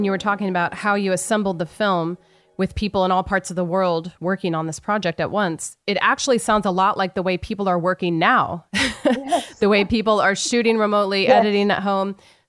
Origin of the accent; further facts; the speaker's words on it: United States; Growing up in America